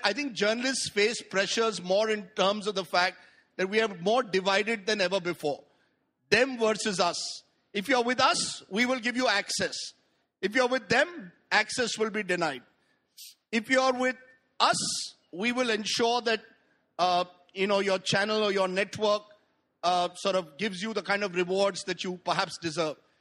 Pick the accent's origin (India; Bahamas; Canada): India; I'm an Indian liberal